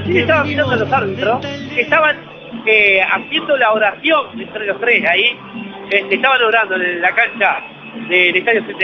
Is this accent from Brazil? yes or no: yes; Brazil; Spanish is a second language; Placer, mucho gusto, soy brasileño.